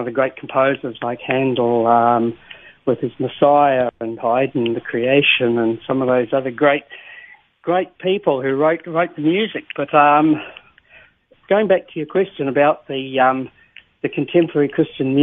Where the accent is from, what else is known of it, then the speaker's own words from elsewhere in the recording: New Zealand; being a New Zealander myself